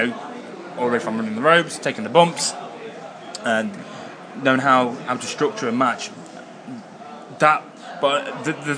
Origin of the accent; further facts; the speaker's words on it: Derby, East Midlands, United Kingdom; I'm from Derby. Yeah, I'm from Derby.